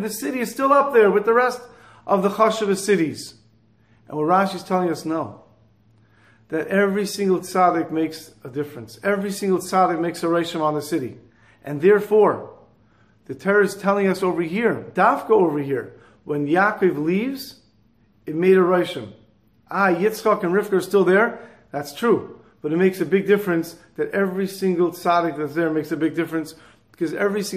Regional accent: Montreal, Quebec, Canada; I'm from Montreal

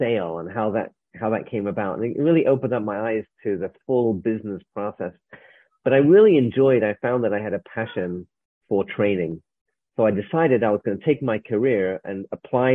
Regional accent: England, United Kingdom; moved away as an adult; now in United States; I arrived in America. I'm from England. I arrived in America in 1994

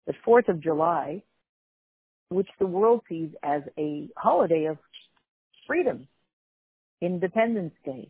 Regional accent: Canada; being Canadian

